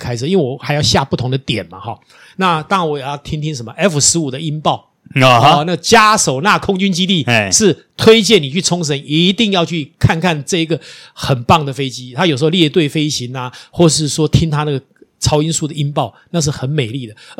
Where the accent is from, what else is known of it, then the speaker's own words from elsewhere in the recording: Taiwan; 我我我我们台湾人好有钱哦，